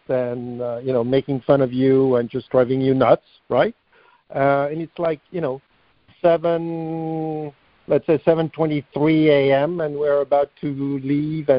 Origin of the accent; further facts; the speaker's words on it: France; moved away as an adult; now in United States; I was born and raised in France